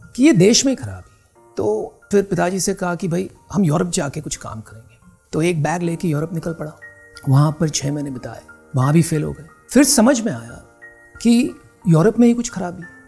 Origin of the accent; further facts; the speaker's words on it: Mumbai, Maharashtra, India; पैदाइशी बम्बई की है